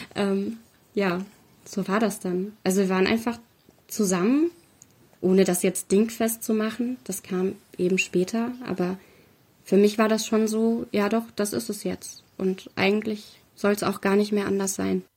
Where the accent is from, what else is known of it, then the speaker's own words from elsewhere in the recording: Fernwald, Hesse, Germany; Wir sind gerade in Fernwald, das liegt in Mittelhessen. Gar nicht so mhm. weit von Frankfurt entfernt.